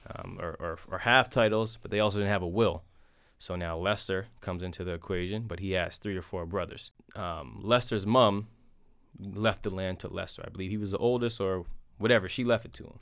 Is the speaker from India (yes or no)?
no; North Preston, Nova Scotia, Canada; it's the only place I grew up